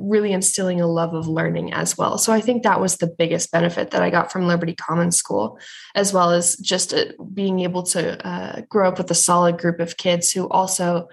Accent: Fort Collins, Colorado, United States; moved away as an adult; now in Phoenix, United States; I am originally from Fort Collins, Colorado, born and raised.

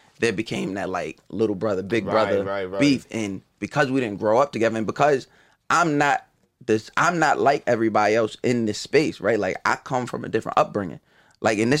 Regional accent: Long Island, New York, United States; also born or lived in Brooklyn; growing up on Long Island

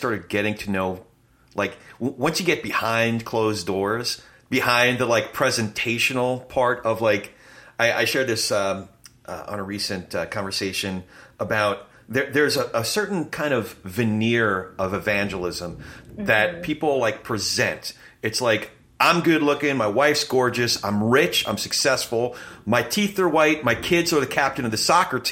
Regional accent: Manalapan, New Jersey, United States; my family's all from Brooklyn, but I grew up in Freehold, or the Freehold area. We were in Manalapan

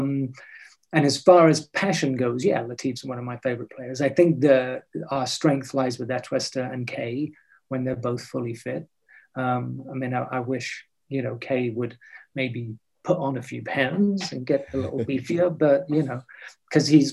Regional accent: England, United Kingdom; now in Los Angeles, United States; being English

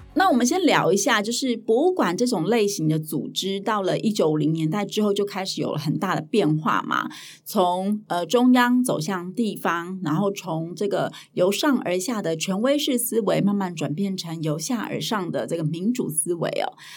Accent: Hualien County, Taiwan; 我是在花莲长大的

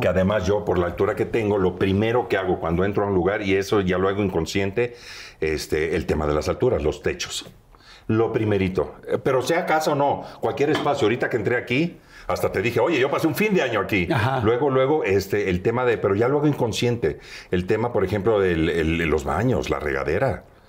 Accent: Veracruz, Mexico; moved away; yo soy oriundo de Veracruz, del puerto

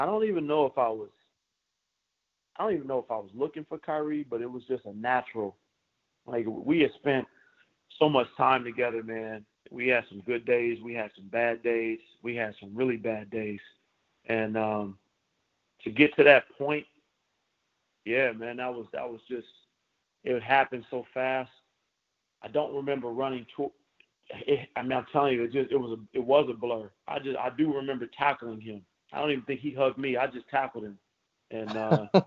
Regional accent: Oakland, California, United States; I'm a Bay Area boy. I'm from Oakland.

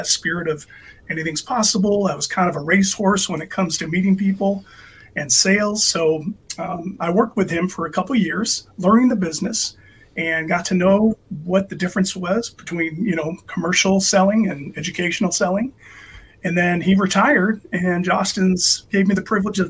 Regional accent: San Diego, California, United States; moved away as an adult; now in Tacoma, United States; I'm from San Diego originally

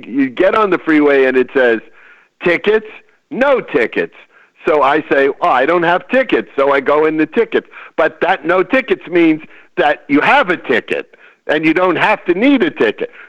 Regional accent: California, United States; I'm from California. Who the hell built this road?

